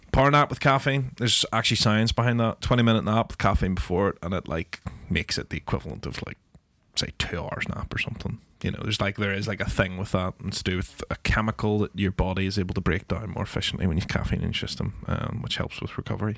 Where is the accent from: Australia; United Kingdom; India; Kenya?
United Kingdom; Northern Ireland; as Northern Irish people